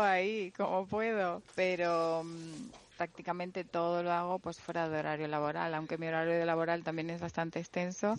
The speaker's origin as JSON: {"language": "Spanish", "area": "La Palma", "region": "Canary Islands", "country": "Spain", "tie": "born or raised there", "accent": "Canarian", "moved": "as an adult", "said": "allí he nacido, crecido y tengo pues mis amigos de toda"}